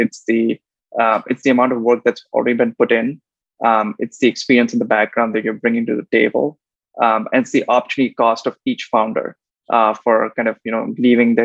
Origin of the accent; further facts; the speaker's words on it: India; moved away as an adult; also born or lived in United States / Tokyo; I grew up in India